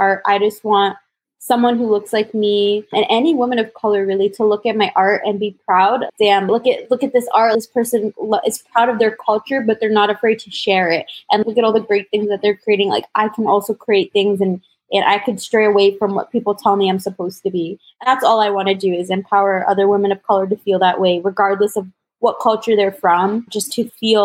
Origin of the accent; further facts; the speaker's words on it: Toronto, Ontario, Canada; I was born in Toronto, or just outside of Toronto.